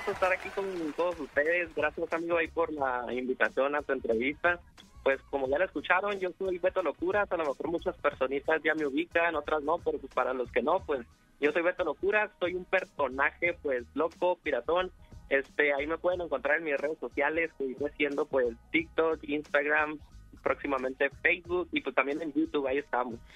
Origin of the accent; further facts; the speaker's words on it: Tecate, Baja California, Mexico; yo soy de la ciudad de Tecate, Baja California